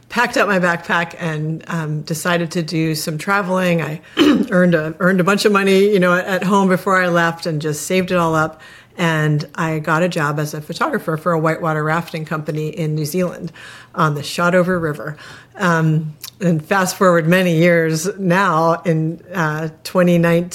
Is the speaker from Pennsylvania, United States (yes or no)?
yes; Pittsburgh, Pennsylvania, United States; now in Annapolis, United States; I'm from Pittsburgh, but I have lived in Annapolis, Maryland for many years